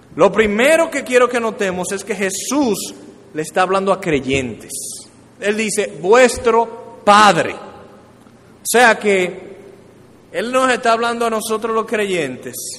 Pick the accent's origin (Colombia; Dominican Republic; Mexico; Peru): Dominican Republic; como dominicanos